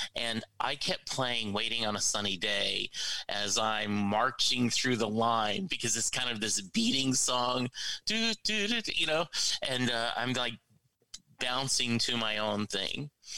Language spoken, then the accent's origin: English; Louisiana, United States; it speaks to my Cajun roots growing up in Louisiana.